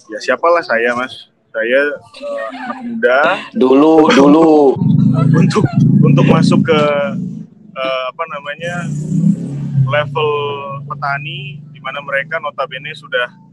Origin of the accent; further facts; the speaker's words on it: East Nusa Tenggara, Indonesia; Nah, itu yang itu yang membuat saya agak sedikit tergelitik di situ kok di kampung saya banyak kopi kok tapi di kafe-kafe di hilir nggak